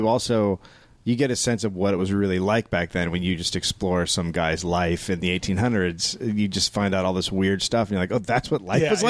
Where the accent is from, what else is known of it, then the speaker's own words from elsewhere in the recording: Northern California, United States; I grew up in Northern California.